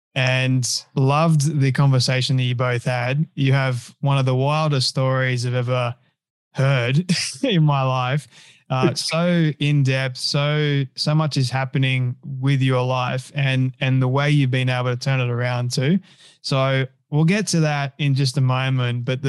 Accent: Australia; my home country of Australia

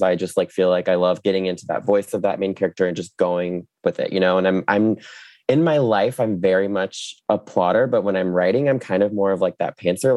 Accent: Jacksonville, Florida, United States; also born or lived in New York; I grew up in Florida, you know, grew up at the beach

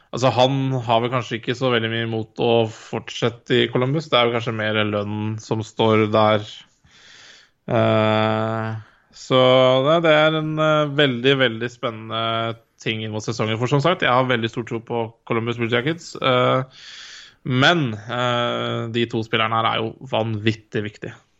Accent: Norway; jeg er jo, jeg er nordmann

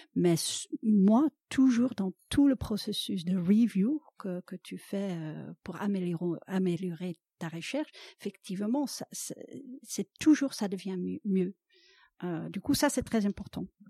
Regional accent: Netherlands; French is a second language; moved away as an adult; now in France; je suis originaire des Pays-Bas

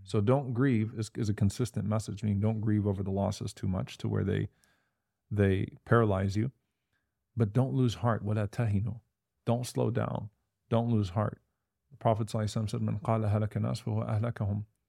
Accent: United States; We're still American in that we care for our American neighbors.

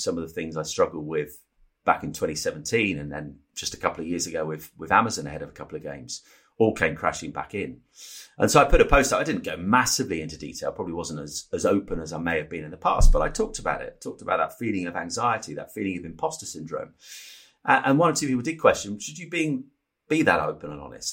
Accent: Norfolk, East of England, United Kingdom; the village where I grew up in Norfolk

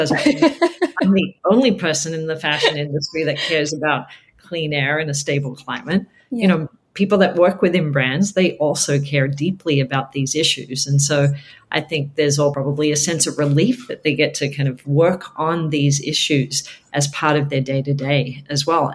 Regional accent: Australia; moved away; I'm from Australia originally

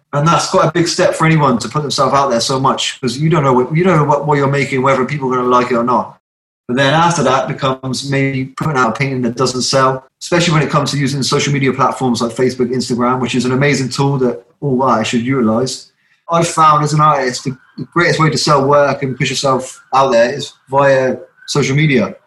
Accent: Southampton, South East England, United Kingdom; moved away as an adult; now in South Wales, United Kingdom; I'm from Southampton originally

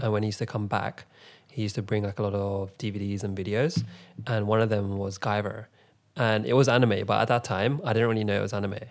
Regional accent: London, United Kingdom; I'm from London

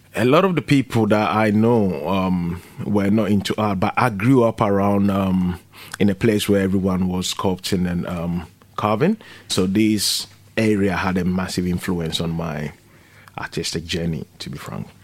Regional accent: Ghana; now in London, United Kingdom; I come from Ghana

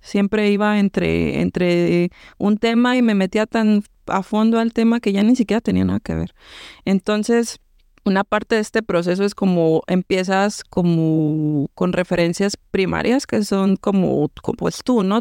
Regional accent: Mexico; moved away as an adult; also born or lived in Cancún, Mexico; now in Montreal, Canada; Nadie y yo somos mexicanas de pues diferentes partes de México, una del sur, otra del centro

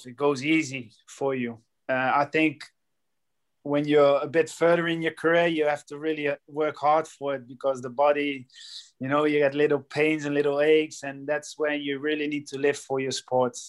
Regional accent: Rotterdam, South Holland, Netherlands; moved away as an adult; also born or lived in Wales / Scotland / England; my old team and my hometown

